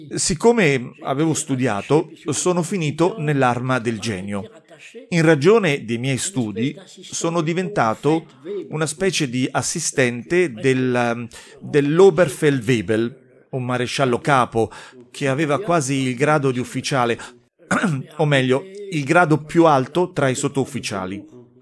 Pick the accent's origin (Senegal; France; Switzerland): France; Moselle, Grand Est; also born or lived in Sarrebourg; sono un francese della Mosella, i miei genitori vivono a Sarbourg